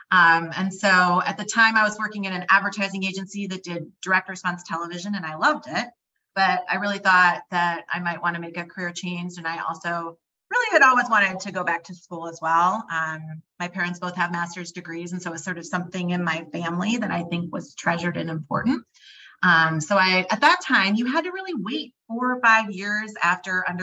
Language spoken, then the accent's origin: English; Dallas, Texas, United States; also born or lived in Midwest; I grew up moving a lot. So I grew up in the Midwest a few places. And then I ended up actually doing high school in Dallas, Texas. And that's where my parents have stayed.